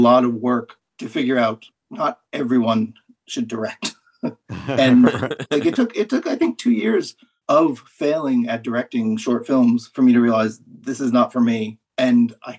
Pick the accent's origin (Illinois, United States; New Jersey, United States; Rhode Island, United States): Rhode Island, United States; Providence; moved away; Well, I grew up in Providence